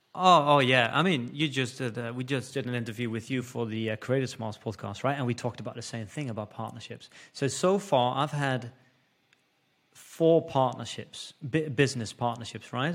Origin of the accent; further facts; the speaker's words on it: Netherlands; first language Dutch; English is a second language; moved away as an adult; I'm from the Netherlands, so Dutch is my first language